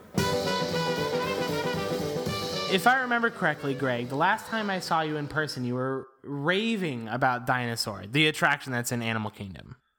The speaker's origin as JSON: {"language": "English", "town": "St. Louis", "region": "Missouri", "country": "United States", "tie": "born or raised there", "said": "I grew up in Saint Louis"}